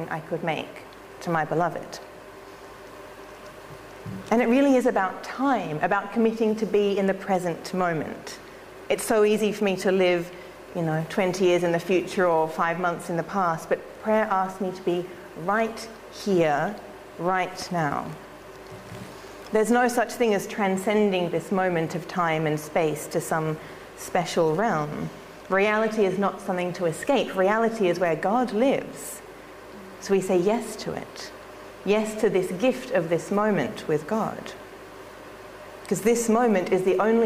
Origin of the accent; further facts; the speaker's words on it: Australia; I'm an Australian